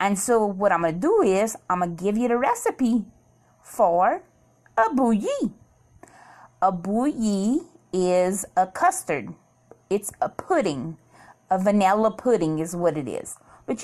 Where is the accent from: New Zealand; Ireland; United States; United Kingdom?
United States; Cajun, Louisiana; as a Cajun girl, little girl, my whole life, I always ate bouilli